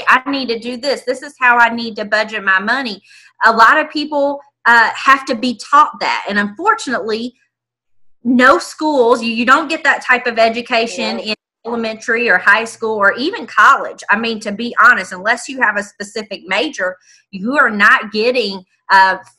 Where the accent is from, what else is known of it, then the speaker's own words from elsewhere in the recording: Indianapolis, Indiana, United States; Born and raised in Indianapolis, right in the heart of it